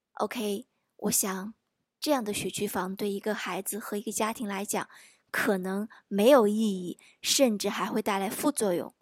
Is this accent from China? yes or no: yes; China; 我们中国人多重视教育啊